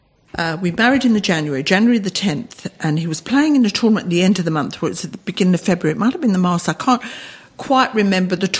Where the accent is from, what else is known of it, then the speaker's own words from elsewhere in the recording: London, United Kingdom; moved away as an adult; also born or lived in Australia; I'm from London